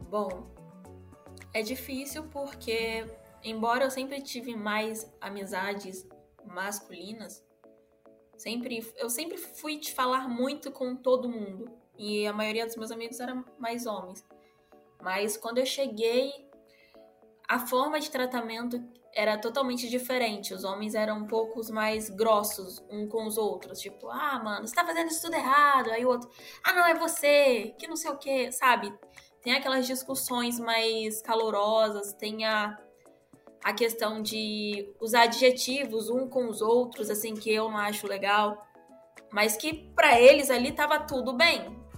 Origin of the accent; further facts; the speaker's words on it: Rio de Janeiro, Brazil; eu venho do Rio, então lá é um é totalmente diferente daqui.